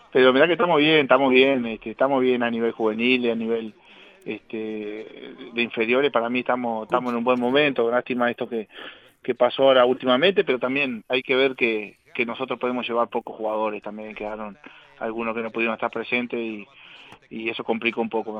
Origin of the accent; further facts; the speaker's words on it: Casablanca, Paysandú, Uruguay; jugué en Casablanca acá, mi pueblito, este, pasé a San Félix, que era más cerca de Paysandú, terminé en Independencia y Estudiantil en, en Paysandú mismo